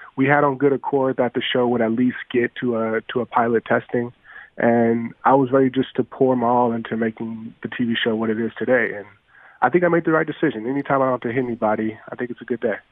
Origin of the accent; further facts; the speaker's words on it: Los Angeles, California, United States; also born or lived in Beverly Hills; growing up in South Central, you know, you didn't know what you didn't have until you saw people that had it.